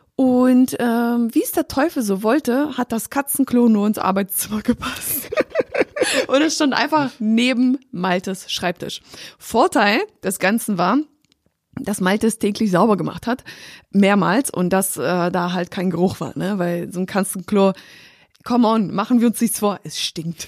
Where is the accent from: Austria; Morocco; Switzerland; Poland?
Poland; weil ich komme aus Polen.